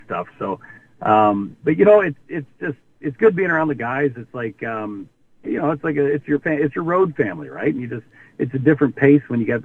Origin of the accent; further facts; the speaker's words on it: Camrose, Alberta, Canada; also born or lived in Ontario; I'm from Ontario, but I grew up in Camrose, Alberta.